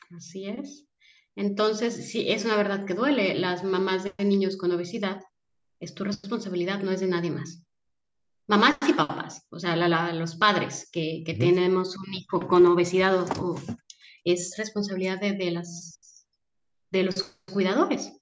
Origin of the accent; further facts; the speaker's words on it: Guadalajara, Jalisco, Mexico; moved away as an adult; now in Mérida, Mexico; soy de Guadalajara. Y llevamos seis meses viviendo en Mérida